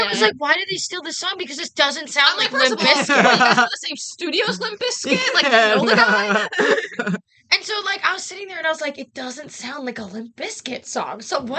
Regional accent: New York, United States; I'm such a New Yorker.

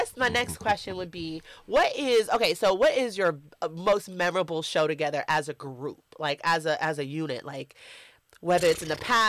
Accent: New York City, New York, United States; I was born in Brookdale Hospital

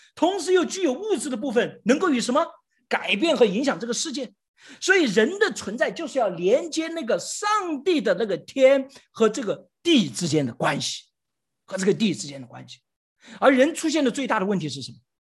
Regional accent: China; 我们中国人

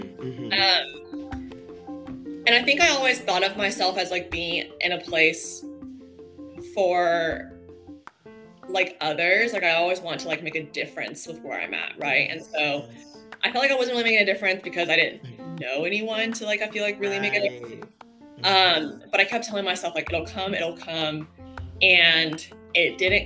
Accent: Texas, United States; moved away as an adult; also born or lived in San Clemente, California; now in Los Angeles, United States; I moved from Texas, where I was born and raised, to San Clemente, a small beach town.

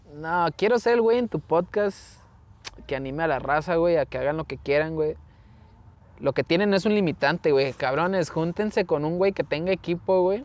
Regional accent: Mexico; somos mexicanos

